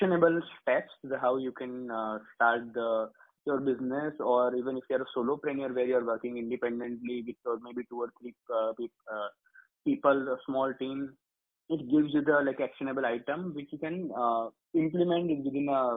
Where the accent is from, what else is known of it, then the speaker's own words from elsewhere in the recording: Gujarat, India; I'm born and brought up in Gujarat. I'm a Gujarati.